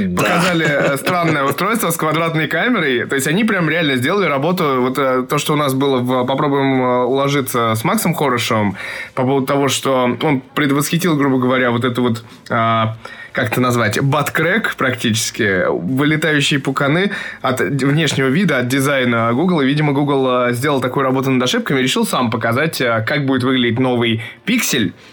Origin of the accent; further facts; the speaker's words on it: Moscow, Russia; born or raised there